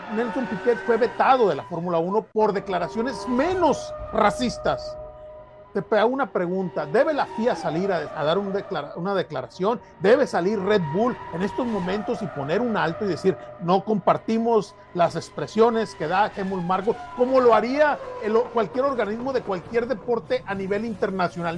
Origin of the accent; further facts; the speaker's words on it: Mexico; yo soy mexicano